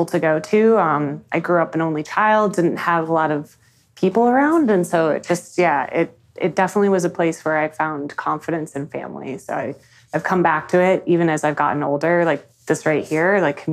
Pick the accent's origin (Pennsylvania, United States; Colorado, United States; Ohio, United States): Colorado, United States; I'm born and raised in Colorado.